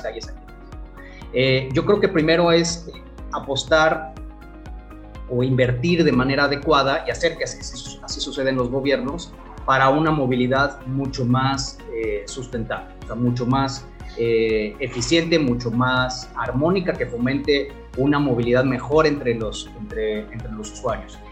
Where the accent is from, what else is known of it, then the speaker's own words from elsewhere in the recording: Mexico; nosotros como mexicanos